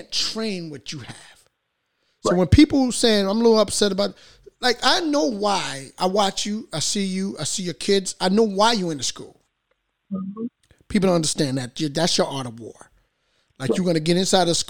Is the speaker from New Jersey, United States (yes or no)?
yes; Paterson, New Jersey, United States; I'm a native of Patterson. You know, I grew up in Alabama Hamilton Project.